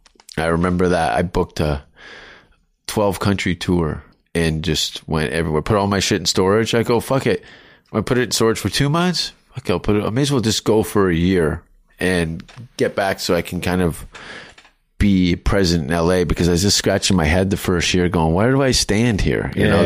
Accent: Canada; No, but I'm pretty talented from Canada.

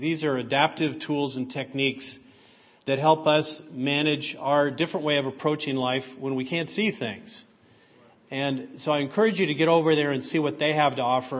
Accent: San Francisco Bay Area, California, United States; also born or lived in New Mexico; We moved to California from New Mexico to the San Francisco Bay Area because my parents looked for the schools that were the best for me

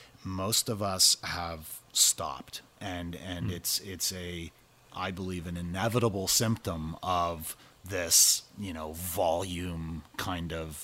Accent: Canada; I'm from Canada

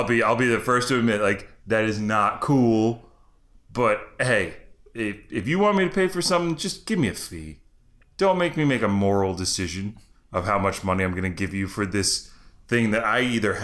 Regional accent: United States; I'm an American.

